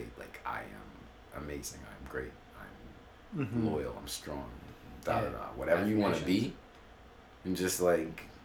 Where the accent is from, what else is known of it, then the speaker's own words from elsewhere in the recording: Sacramento, California, United States; I'm from California, from Sacramento.